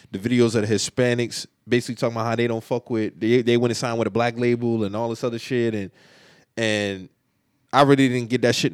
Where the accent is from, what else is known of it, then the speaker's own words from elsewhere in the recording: Queens, New York, United States; I grew up I grew up in Queens for a part of my life, bro.